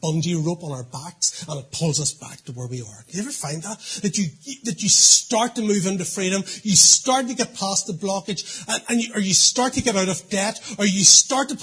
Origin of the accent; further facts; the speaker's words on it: Portadown, Northern Ireland, United Kingdom; I grew up in Portadown.